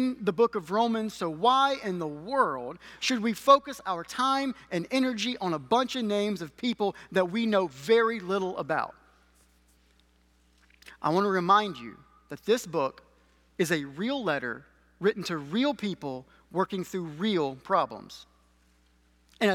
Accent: Alabama, United States; moved away; I am from Alabama

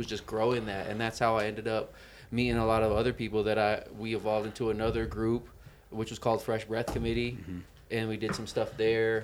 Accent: Grand Junction, Colorado, United States; also born or lived in Phoenix, Arizona; now in Denver, United States; I was born in Grand Junction and lived over in the west side of Colorado for a while

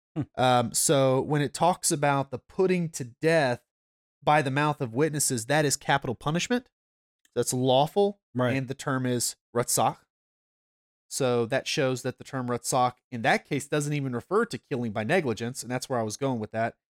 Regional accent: North Georgia, United States; I am a Gentile and I'm from North Georgia

